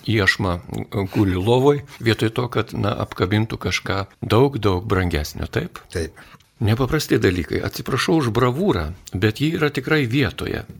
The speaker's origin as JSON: {"language": "Lithuanian", "country": "Lithuania", "said": "Mes lietuviai truputį kitokie esame"}